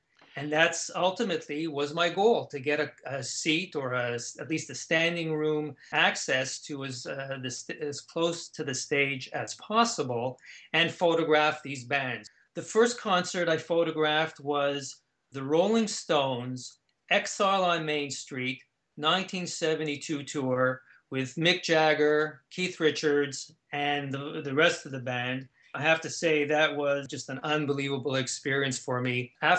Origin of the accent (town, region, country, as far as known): Canada; born or raised there